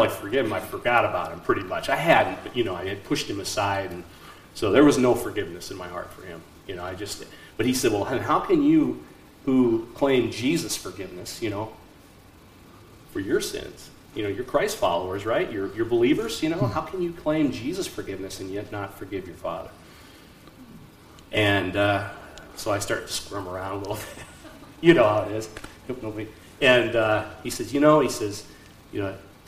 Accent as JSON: {"language": "English", "area": "Black Hills", "region": "South Dakota", "country": "United States", "moved": "yes", "said": "I'm from the Black Hills, South Dakota"}